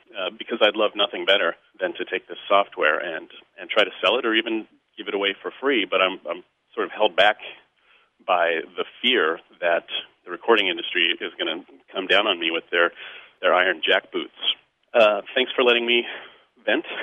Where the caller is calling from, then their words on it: Chicago, Illinois, United States; I'm calling from Chicago. I listen to your show on WBEZ.